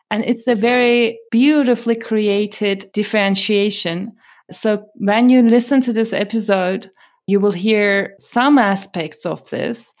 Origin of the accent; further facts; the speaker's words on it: Turkey; moved away; I come from Turkey and I grew up in Turkey